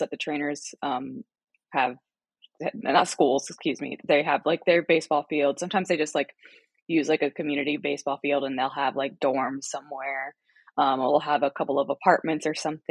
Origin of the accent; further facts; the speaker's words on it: United States; growing up in the United States